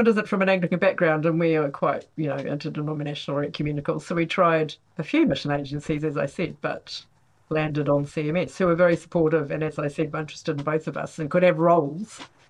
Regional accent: New Zealand; moved away as an adult; also born or lived in Congo / Rwanda / Uganda; now in Oxford, United Kingdom; I am originally from Aotearoa, New Zealand, and in fact have been a mission partner with New Zealand CMS in Congo, Rwanda and Uganda. Moved to Oxford in 2005 to join CMS in the UK

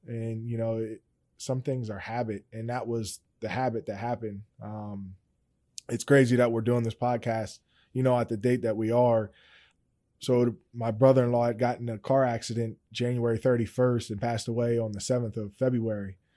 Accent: Steelton, Pennsylvania, United States; I'm originally from Stilton

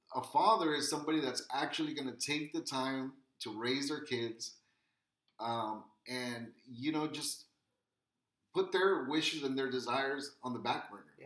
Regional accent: Wilmington, California, United States; born or raised there

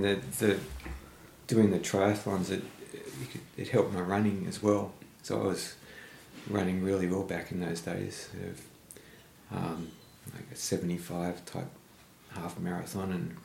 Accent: Sydney, New South Wales, Australia; I've pretty much always been around the eastern suburbs, growing up in Randwick

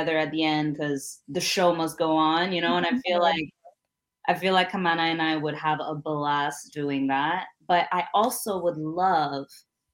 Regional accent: Montreal, Quebec, Canada; a young Black girl, Burundian, growing up in Montreal, bilingual

